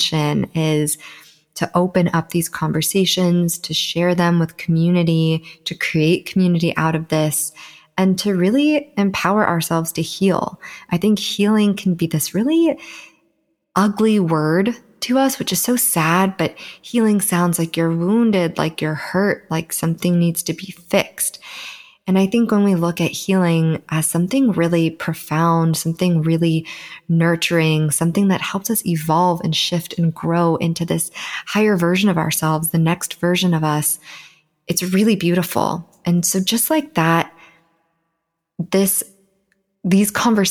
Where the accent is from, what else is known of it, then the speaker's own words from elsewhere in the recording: Southern California, United States; born and raised in Southern California, and I do currently live here